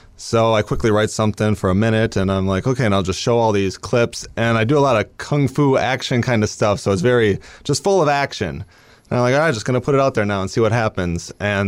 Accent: Wausau, Wisconsin, United States

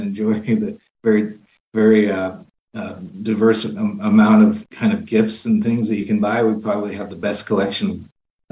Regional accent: Indiana, United States; also born or lived in Phoenix, Arizona; now in Portland, United States; I was born in Indiana, but I moved here from Phoenix, Arizona, in June.

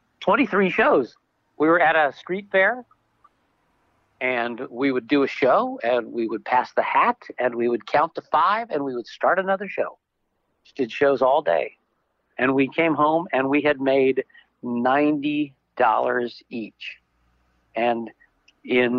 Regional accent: San Francisco, California, United States; also born or lived in Baton Rouge, Louisiana; now in Las Vegas, United States; I was born in Baton Rouge, Louisiana. My parents moved to California in 1968 to the Haight-Ashbury. They were determined to become hippies, and I was in San Francisco then as a little kid

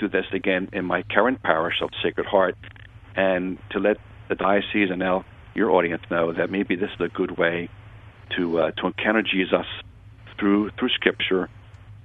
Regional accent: Philadelphia, Pennsylvania, United States; I grew up in Philadelphia, as I told you in the past, and with a very, very Catholic household.

